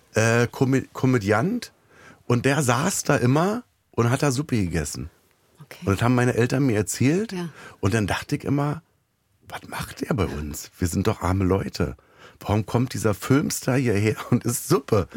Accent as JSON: {"language": "German", "region": "Berlin", "country": "Germany", "tie": "born or raised there", "said": "ich bin im Gesundbrunnen groß geworden."}